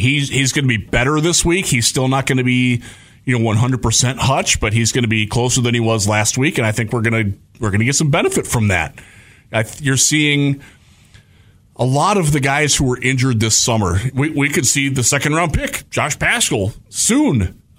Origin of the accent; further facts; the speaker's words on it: Cleveland, Ohio, United States; moved away; I'm from Cleveland.